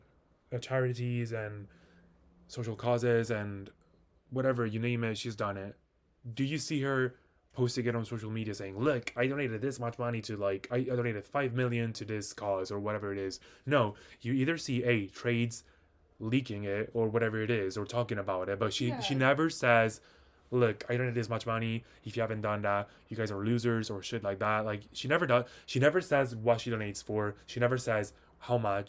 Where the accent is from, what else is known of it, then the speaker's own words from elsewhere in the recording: Italy; moved away; I personally don't live in Italy anymore